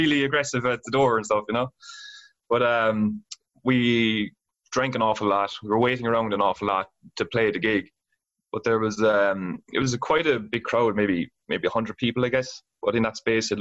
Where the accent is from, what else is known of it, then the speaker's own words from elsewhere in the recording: Ireland; I was fucking from Ireland